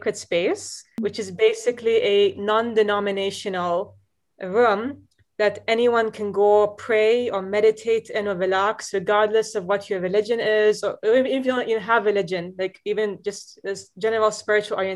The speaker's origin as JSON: {"language": "English", "region": "Dubai", "country": "United Arab Emirates", "tie": "born or raised there", "also_born_or_lived": "Boston", "moved": "as an adult", "said": "growing up in Dubai, so, you know, we're exposed to different kinds of media"}